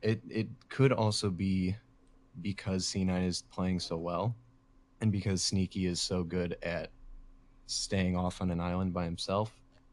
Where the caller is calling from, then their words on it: Indiana, United States; Howdy. Indiana.